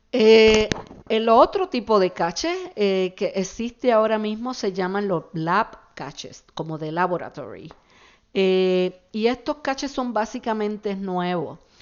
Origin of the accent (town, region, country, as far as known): Puerto Rico